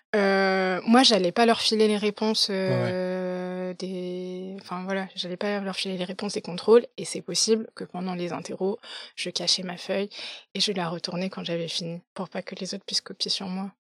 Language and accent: French; Paris, Île-de-France, France; moved away as an adult; also born or lived in London; je suis née, je suis née, j'ai grandi à Paris